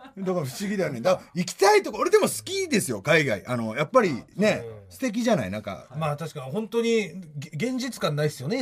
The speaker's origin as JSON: {"language": "Japanese", "region": "Fukui", "country": "Japan", "tie": "born or raised there", "moved": "yes", "lives_now": "Tokyo, Japan", "said": "福井県で同郷で"}